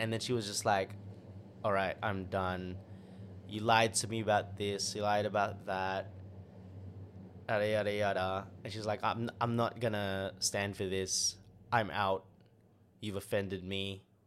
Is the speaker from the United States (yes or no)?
no; Sydney, New South Wales, Australia; moved away; from Sydney. So that's my hometown